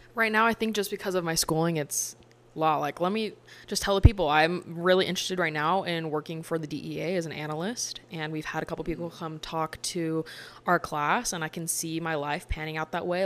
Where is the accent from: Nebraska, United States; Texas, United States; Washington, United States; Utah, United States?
Utah, United States; I'm from Utah